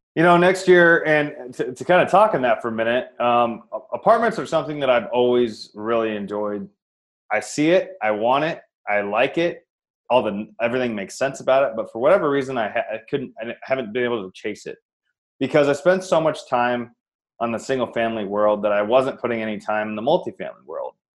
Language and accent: English; Iowa, United States; moved away as an adult; now in Phoenix, United States; I'm actually from Iowa. I live in the sunny Phoenix, Arizona now, but I'm from Iowa originally. Born and raised